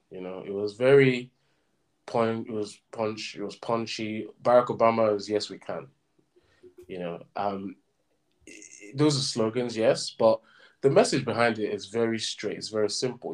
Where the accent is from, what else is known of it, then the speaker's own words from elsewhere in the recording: southern Nigeria, Nigeria; me as a Southerner